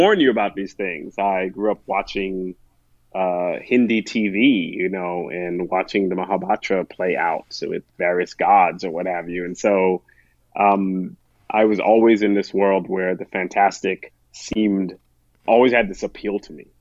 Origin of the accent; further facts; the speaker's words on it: Chaguanas, Trinidad & Tobago; moved away; also born or lived in United States; I was born in the United States, but sent back. Growing up with my grandparents was, I lived in a place called Chaguanas in Trinidad